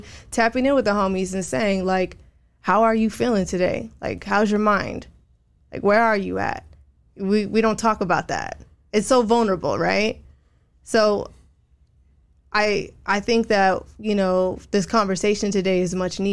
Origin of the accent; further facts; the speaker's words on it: Rowland Heights, California, United States; moved away as an adult; also born or lived in Hawaii / East Los Angeles; now in San Diego, United States; I grew up in Roland Heights